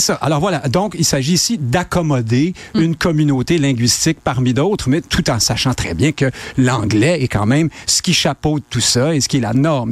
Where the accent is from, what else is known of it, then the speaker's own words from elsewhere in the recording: Quebec, Canada; on est des Québécois francophones maintenant